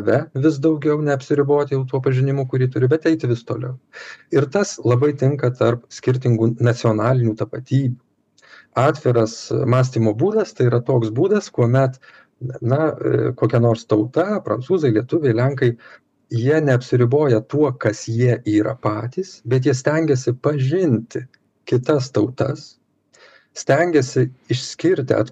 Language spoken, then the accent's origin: Lithuanian; Lithuania; mes lietuviai galime didžiuotis savo lietuviškąja tapatybe